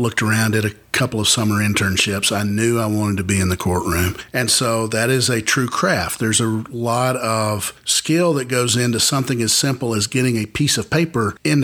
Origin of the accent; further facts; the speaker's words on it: Cookeville, Tennessee, United States; I grew up here in Cookeville. I grew up about half a mile from the square